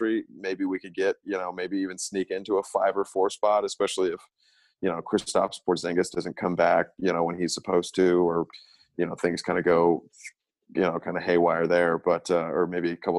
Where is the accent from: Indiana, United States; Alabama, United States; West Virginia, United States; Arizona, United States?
Arizona, United States; Phoenix; I'm from Phoenix